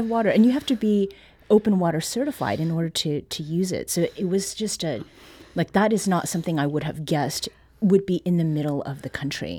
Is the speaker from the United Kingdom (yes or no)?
no; Canada; now in Missouri, United States; Growing up in Canada